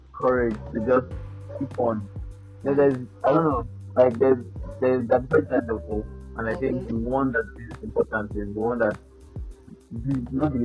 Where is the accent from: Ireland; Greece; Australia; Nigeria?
Nigeria; as a Nigerian, an average Nigerian